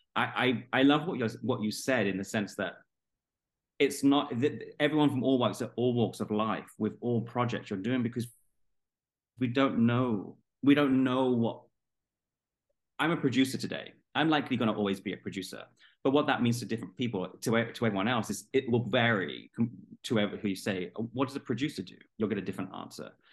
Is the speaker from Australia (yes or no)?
no; London, United Kingdom; i'm from london south london